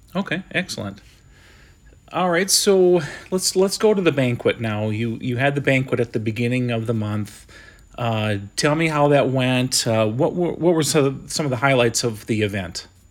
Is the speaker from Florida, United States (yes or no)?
no; Sioux Falls, South Dakota, United States; I'm from Sioux Falls